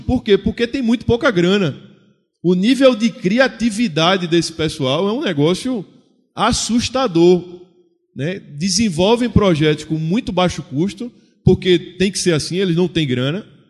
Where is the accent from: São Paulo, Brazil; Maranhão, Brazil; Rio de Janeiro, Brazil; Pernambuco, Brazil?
Pernambuco, Brazil; Recife; Eu sou do Nordeste brasileiro, eu sou de Pernambuco, Recife